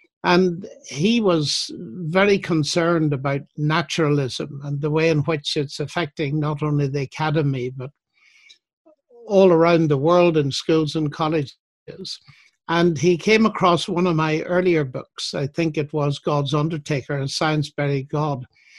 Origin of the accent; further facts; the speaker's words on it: Northern Ireland, United Kingdom; Well, when I was a teenager, the so-called troubles, the sectarian tension was mounting.